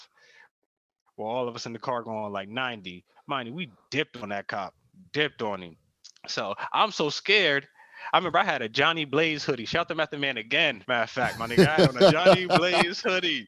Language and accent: English; New Jersey, United States; I'm from Jersey.